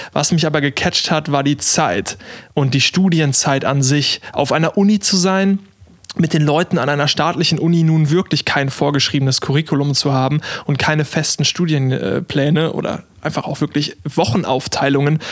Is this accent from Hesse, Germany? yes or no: no; Olpe, North Rhine-Westphalia, Germany; moved away as an adult; also born or lived in Karlsruhe; als Sauerländer